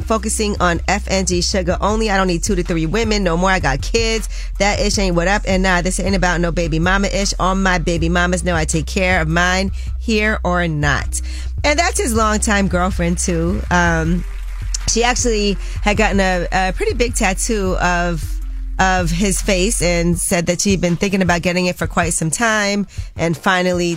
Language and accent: English; New York, United States; I'm a New Yorker